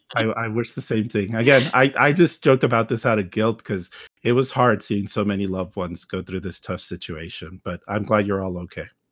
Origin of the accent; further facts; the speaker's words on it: Texas, United States; myself as a Texan